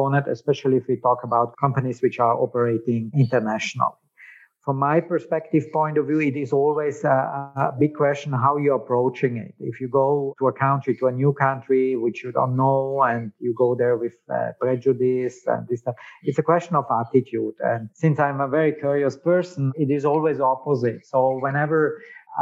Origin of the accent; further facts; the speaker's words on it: South Tyrol, Trentino-Alto Adige, Italy; first language German; English is a second language; moved away as an adult; also born or lived in Berlin, Germany / Slovakia; coming from South Tyrol, you know, there's a particular history